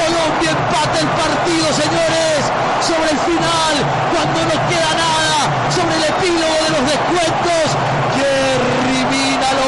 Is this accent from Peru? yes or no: yes; Peru; Somos peruanos